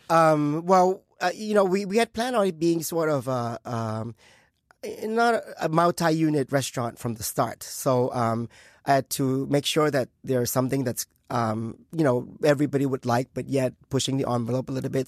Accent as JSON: {"language": "English", "country": "Thailand", "tie": "born or raised there", "moved": "yes", "said": "I was born in Thailand uh, in in, uh, in a Chinese family."}